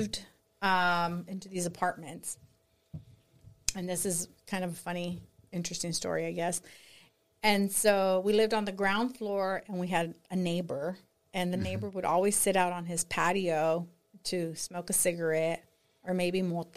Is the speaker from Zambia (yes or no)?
no; Austin, Texas, United States; born or raised there; also born or lived in San Antonio, Texas